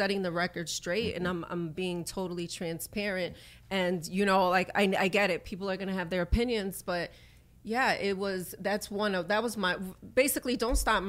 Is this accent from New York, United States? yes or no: yes; New York City, New York, United States; also born or lived in Brooklyn; I was born in Brooklyn. I was raised in the Bronx